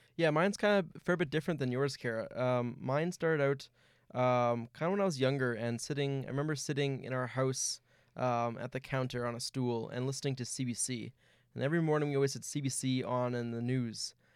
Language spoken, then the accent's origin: English; Winnipeg, Manitoba, Canada; I'm from right here in Winnipeg